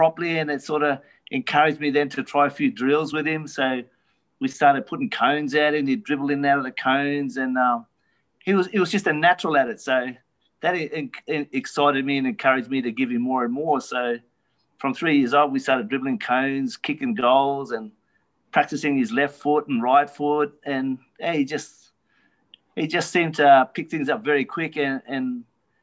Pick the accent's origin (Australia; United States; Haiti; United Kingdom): Australia; Darwin, Northern Territory; I love growing up in Darwin